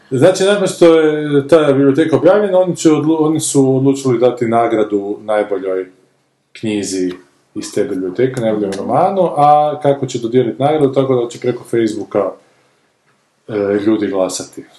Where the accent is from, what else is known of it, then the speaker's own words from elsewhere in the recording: Zagreb, Zagreb County, Croatia; Ja sam purger, Zagreb i Dinamo nosim u kostima.